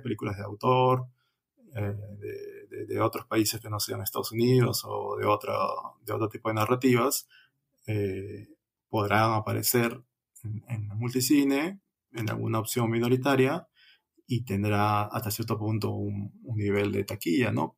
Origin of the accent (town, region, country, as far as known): Peru